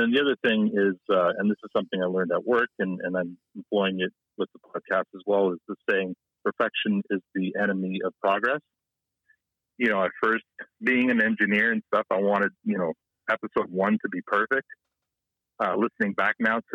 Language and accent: English; Canada; also born or lived in Toronto; I grew up in a small town, much like Letterkenny